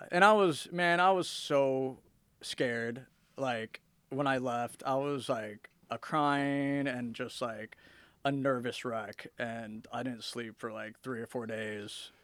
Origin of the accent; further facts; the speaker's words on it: Fullerton, California, United States; moved away as an adult; also born or lived in West Virginia; I grew up in Southern California